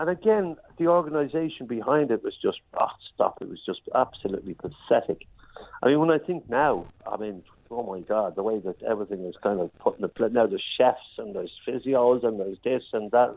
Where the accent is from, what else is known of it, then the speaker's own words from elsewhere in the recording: Ireland; I'm an Irishman